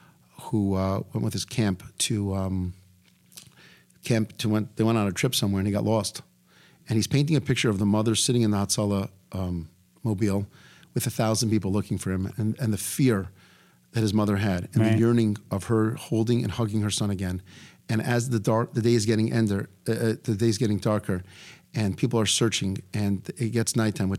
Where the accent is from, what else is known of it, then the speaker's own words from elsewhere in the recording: Florida, United States; I'm from Florida